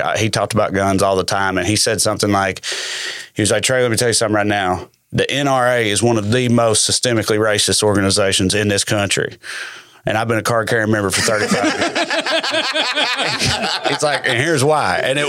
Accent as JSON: {"language": "English", "town": "Salina", "country": "United States", "tie": "born or raised there", "said": "They did that in Salina, in my hometown."}